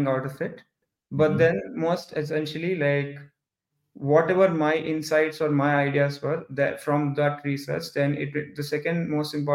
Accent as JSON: {"language": "English", "town": "Hyderabad", "region": "Telangana", "country": "India", "tie": "born or raised there", "said": "I'm from India too. Come from the southern part of India. There's a city called Hyderabad."}